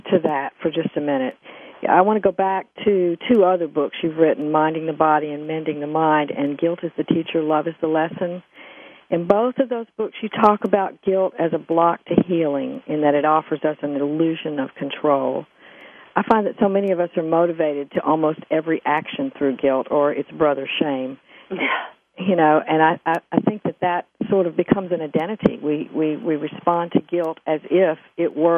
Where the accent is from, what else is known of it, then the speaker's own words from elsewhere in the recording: the South, United States; I come from the South where there's a cultural ethic to be nice